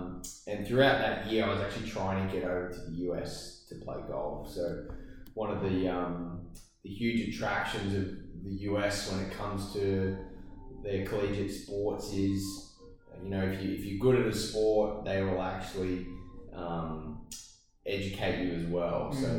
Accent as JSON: {"language": "English", "town": "Penrith", "region": "New South Wales", "country": "Australia", "tie": "born or raised there", "said": "Was born and raised in Penrith, just at the foot of the Blue Mountains."}